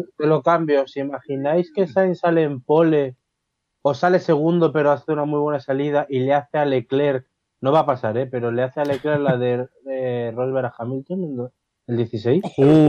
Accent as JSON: {"language": "Spanish", "country": "Spain", "said": "como español"}